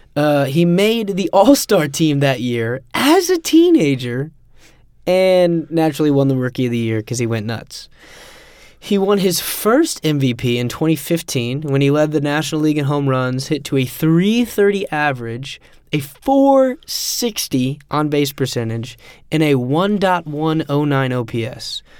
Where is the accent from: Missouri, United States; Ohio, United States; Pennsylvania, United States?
Missouri, United States; Kansas City; I'm from Kansas City